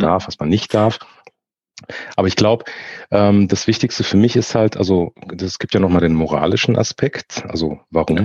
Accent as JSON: {"language": "German", "town": "Frankfurt", "region": "Hesse", "country": "Germany", "tie": "born or raised there", "said": "ich komme aus Frankfurt, ich bin dementsprechend ein Frankfurter Bub, bin in Frankfurt geboren, lebe und arbeite auch hier"}